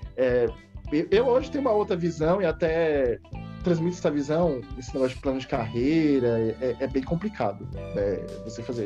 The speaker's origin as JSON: {"language": "Portuguese", "region": "São Paulo", "country": "Brazil", "said": "São Paulo, Zona Loste, Zona Leste, Leste"}